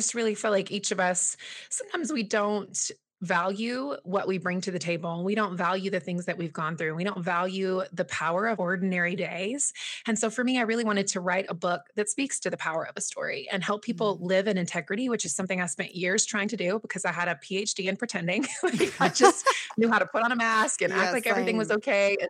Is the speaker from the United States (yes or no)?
yes; the South, United States; moved away as an adult; also born or lived in Los Angeles / Manhattan; So I was born and raised in the South until I was 21 years old, and I moved out to the West Coast